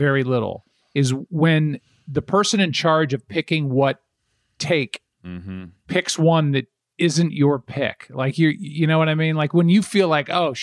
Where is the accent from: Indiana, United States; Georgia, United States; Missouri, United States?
Missouri, United States; St. Louis; for those of us in St. Louis, we categorize one another by asking what high school you went